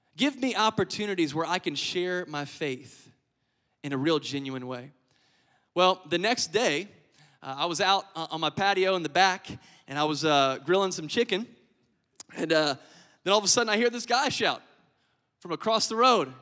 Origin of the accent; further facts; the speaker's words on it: Lafayette, Louisiana, United States; moved away as an adult; now in Biloxi, United States; I'm originally from Lafayette, Louisiana